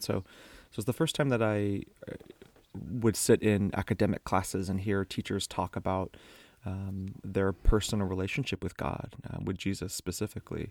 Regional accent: Miami, Florida, United States; I grew up in Miami, Florida

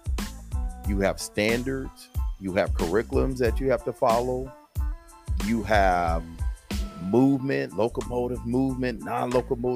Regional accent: San Diego, California, United States; accent: Southern drawl; now in Houston, United States; I grew up in sunny Southern California, San Diego to be exact

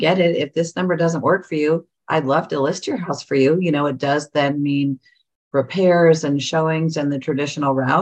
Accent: Northern California, United States; now in Central Ohio, United States; I'm from Northern California, but my sister still lives there

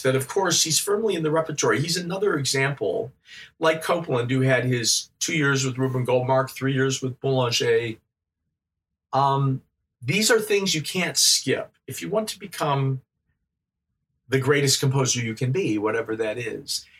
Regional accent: Midwest, United States; moved away as an adult; also born or lived in France; growing up in the Midwest, Midwestern United States

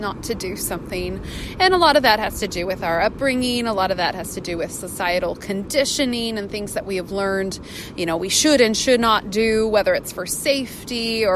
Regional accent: Puget Sound, Northwest, Washington, United States; moved away; also born or lived in California; I grew up on Puget Sound up in the Northwest boating

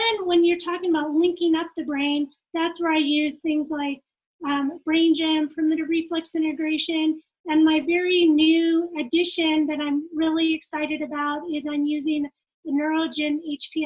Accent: California, United States; also born or lived in Japan; now in Utah, United States; I'm from California. Okay. And then I moved to Utah

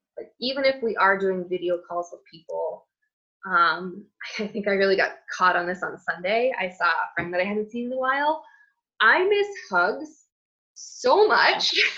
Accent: United States; my culture as an American, like we hug

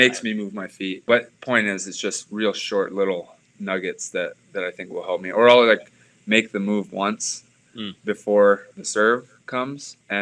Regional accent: Hawaii, United States; growing up in Hawaii, we had the University of Hawaii coach, Dave Shoji, was our coach.

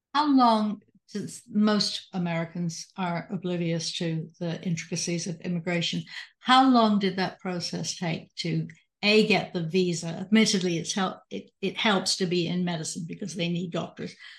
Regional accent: England, United Kingdom; also born or lived in Catasauqua, Pennsylvania; now in United States; in the fifty years I've lived in the United States, I'm originally from England

